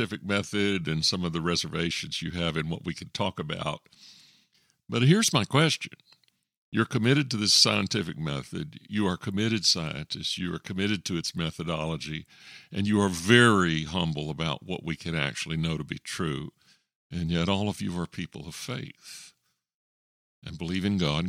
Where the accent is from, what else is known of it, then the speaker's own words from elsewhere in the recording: Texas, United States; moved away as an adult; I moved there from Texas, he was very interested in the fact that I was a Texan